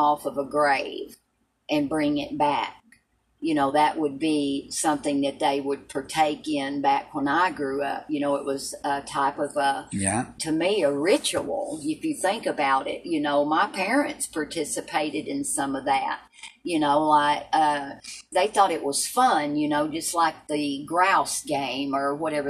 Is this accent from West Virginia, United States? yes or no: no; Appalachian mountains, Tennessee, United States; I was raised in the mountains in Tennessee. So were you, but I was raised a little bit more further into the mountains, the Appalachian